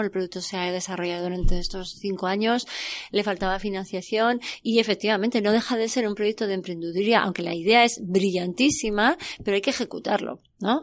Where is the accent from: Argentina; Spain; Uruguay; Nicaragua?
Spain; Pamplona, Navarre; yo soy de Pamplona, originariamente